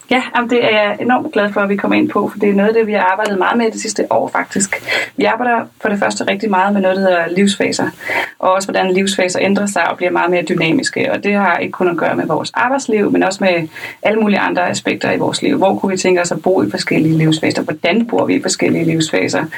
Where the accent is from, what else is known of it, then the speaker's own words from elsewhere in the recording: Lolland, Zealand, Denmark; jeg er fra Lolland